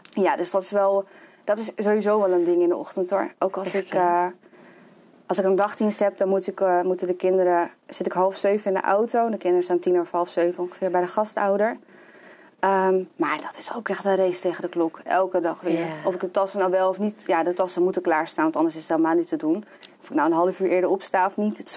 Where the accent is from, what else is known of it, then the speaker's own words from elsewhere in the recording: Lelystad, Flevoland, Netherlands; also born or lived in Amsterdam; Ik ben geboren in Amsterdam. Ja. En toen mijn zusje geboren werd, zijn mijn ouders eh, verhuisd naar Lelystad. Ja. En eh, ja, altijd hier gewoond, gebleven.